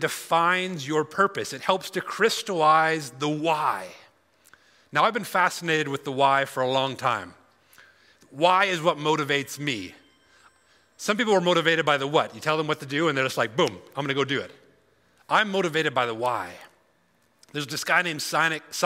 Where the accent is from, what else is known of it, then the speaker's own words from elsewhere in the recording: Alberta, Canada; I'm from Alberta